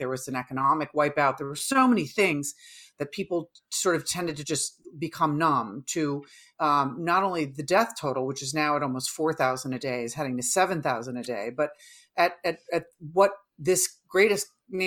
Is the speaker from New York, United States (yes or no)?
yes; New York, United States; moved away; as a New Yorker myself